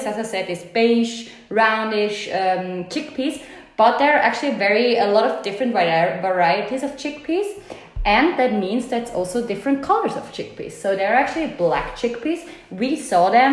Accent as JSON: {"language": "English", "country": "Switzerland", "moved": "yes", "lives_now": "Italy", "said": "I'm from Switzerland"}